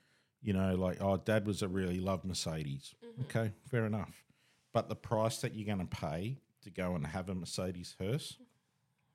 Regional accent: Australia; we're Australian

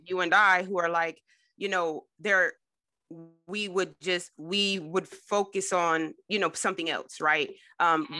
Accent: New Jersey, United States; I grew up in Jersey

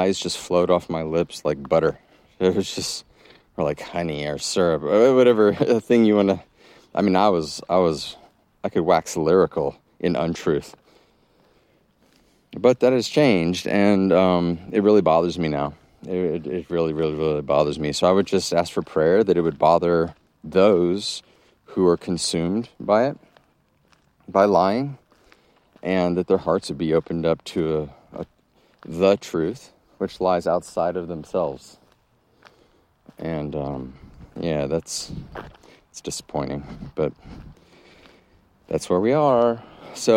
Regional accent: Texas, United States; moved away as an adult; also born or lived in Massachusetts; I grew up in Texas, and then I went to college in the Northeast and Massachusetts

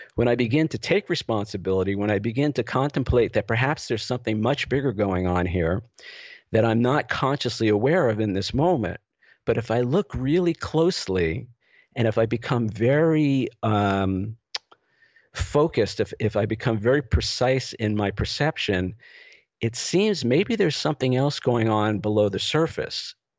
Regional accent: New York City, New York, United States; moved away as an adult; also born or lived in Los Angeles; I grew up in the New York City area

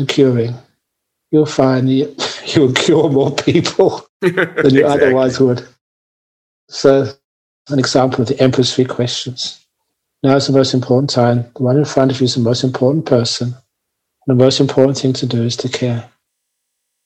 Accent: London, United Kingdom; moved away; as a young man growing up in London, I went to so many wonderful concerts

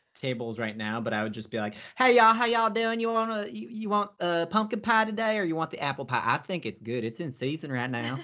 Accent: Phoenix, Arizona, United States; now in Los Angeles, United States; I'm originally from Phoenix, Arizona.

